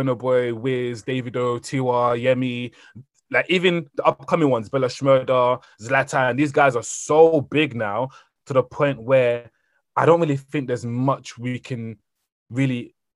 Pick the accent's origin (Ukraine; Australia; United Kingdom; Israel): United Kingdom; England; also born or lived in Cameroon; I was born in Cameroon, but then obviously raised in Europe, or England